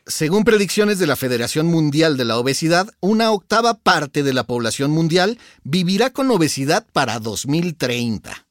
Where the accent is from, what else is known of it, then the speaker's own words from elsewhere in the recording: Mexico; las y los mexicanos no somos gorditos